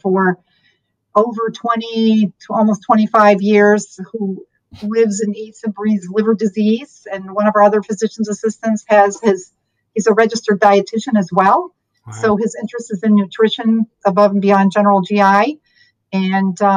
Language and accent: English; Michigan, United States; moved away as an adult; also born or lived in Gainesville, Florida; now in Southwest Florida, United States; I am from Michigan. So I went to college and med school at the University of Michigan